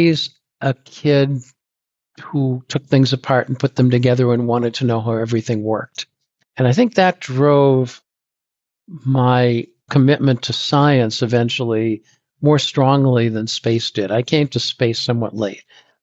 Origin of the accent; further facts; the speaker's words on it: Boston, Massachusetts, United States; also born or lived in Dorchester / Newton; I grew up in Boston